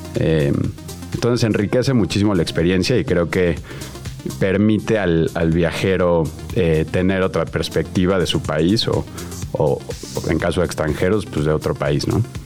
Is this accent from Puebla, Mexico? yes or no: no; Mexico City, Mexico; yo crecí en la Ciudad de México